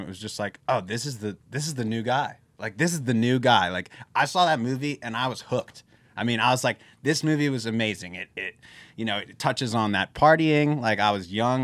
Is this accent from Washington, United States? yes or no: no; Philadelphia, Pennsylvania, United States; we're from Philly